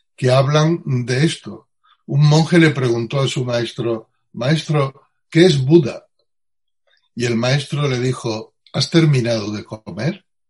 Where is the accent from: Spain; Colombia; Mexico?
Spain; Utrera, Andalusia; nací en, en Utrera, eh, provincia, un pueblo de la provincia de Sevilla, hace 64 años